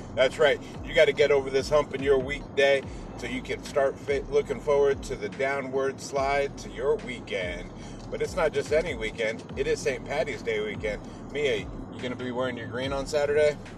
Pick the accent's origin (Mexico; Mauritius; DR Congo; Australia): Mexico; I'm not Irish. I am Mexican